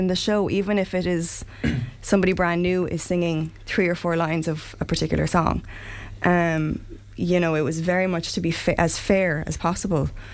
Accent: Limerick, Munster, Ireland; I'm from Limerick, not from not from Clare.

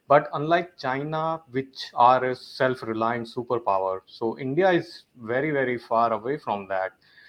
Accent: Toronto, Ontario, Canada; I'm from Toronto, Canada.

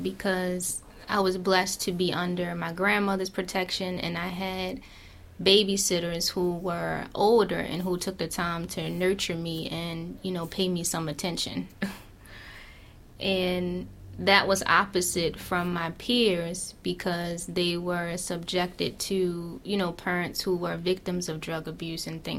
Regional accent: Baltimore, Maryland, United States; I grew up in West Baltimore, in the Sandtown area

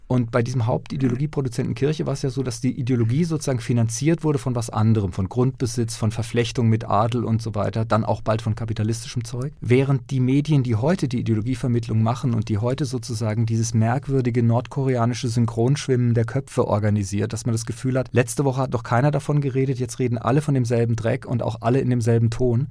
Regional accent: near Lörrach, Baden-Württemberg, Germany; born or raised there

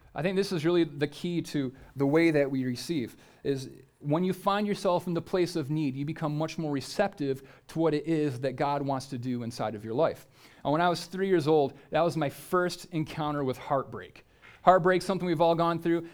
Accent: United States; if you're an American

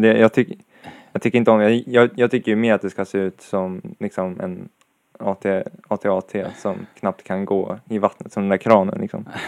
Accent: Sweden; jag är svensk

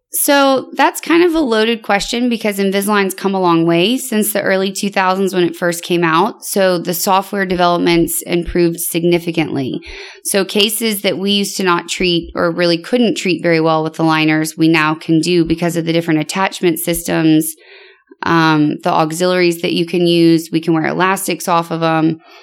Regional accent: Louisiana, United States; moved away as an adult; also born or lived in Connecticut; now in Houston, United States; I'm from Louisiana originally

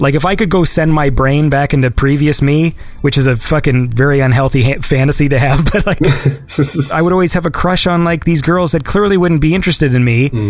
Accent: Canada; I'm a Canadian

